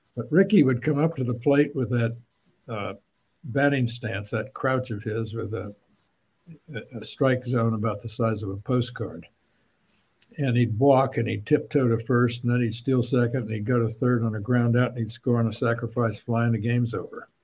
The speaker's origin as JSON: {"language": "English", "town": "Champaign", "region": "Illinois", "country": "United States", "tie": "born or raised there", "said": "I grew up in Champaign, Illinois"}